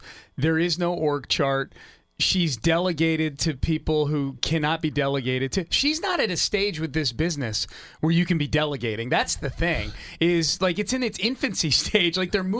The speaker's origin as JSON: {"language": "English", "region": "New England", "country": "United States", "tie": "born or raised there", "said": "I grew up in New England in the 80s, and I was a Philadelphia 76ers fan."}